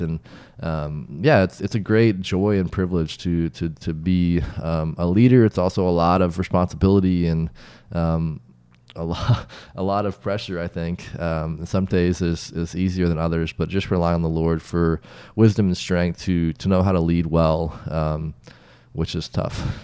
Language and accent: English; Wichita, Kansas, United States; moved away; also born or lived in South Africa; born and raised in Wichita, Kansas